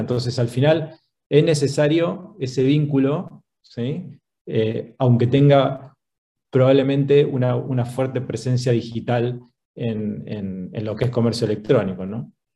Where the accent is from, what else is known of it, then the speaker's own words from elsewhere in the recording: Argentina; moved away as an adult; now in Chile; Soy argentino. Hace doce años que vivo en Chile.